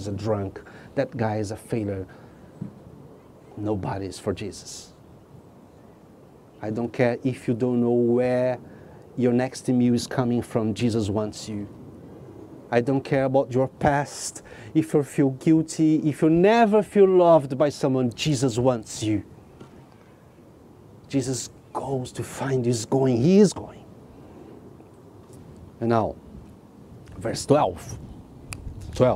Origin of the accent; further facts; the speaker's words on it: Brazil; now in England; I came from Brazil.